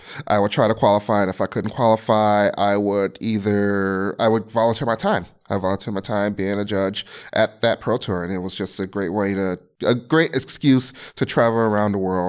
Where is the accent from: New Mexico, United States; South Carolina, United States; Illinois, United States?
Illinois, United States; Chicago; I grew up in Chicago, Illinois. Still live there. Been there 40 years of my life.